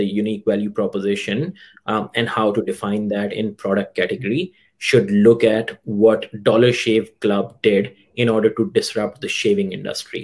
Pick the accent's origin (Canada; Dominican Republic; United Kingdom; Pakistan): Pakistan; moved away; I come from Pakistan